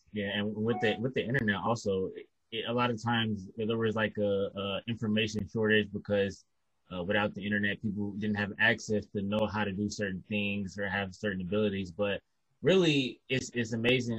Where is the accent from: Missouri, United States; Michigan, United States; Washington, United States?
Michigan, United States; Detroit; also born or lived in Kalamazoo, Michigan; I'm from Detroit and I grew, grew up in Detroit pretty much my whole life until about the age of 17 or 18